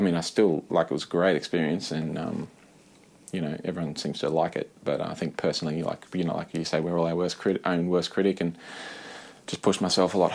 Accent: Brisbane, Queensland, Australia; Brisbane, which was my hometown

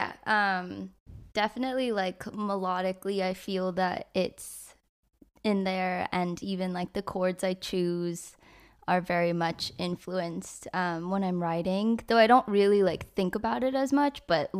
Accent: San Francisco, California, United States; now in Los Angeles, United States; I grew up in the Bay, so in like San Francisco area, and then I moved here about like 6 years ago for music

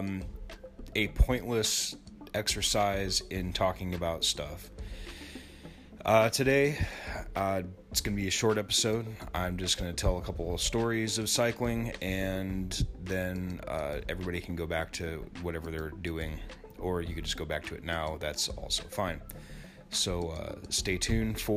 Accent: Denison, Iowa, United States; my hometown of Denison

